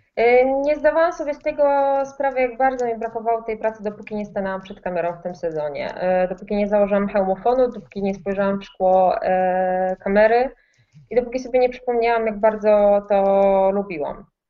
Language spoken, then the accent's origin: Polish; Opole, Opole Voivodeship, Poland; moved away as an adult; now in Warsaw, Poland; jestem z Opola, Opole jest raczej małą miejscowością, stolicą województwa